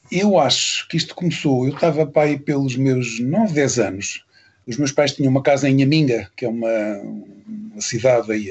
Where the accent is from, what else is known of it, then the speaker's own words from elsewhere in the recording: Luanda, Luanda Province, Angola; born there; also born or lived in Lisbon / Mozambique; Nasci em Angola, em Luanda. Nasci por acaso em Luanda, os meus pais estavam lá.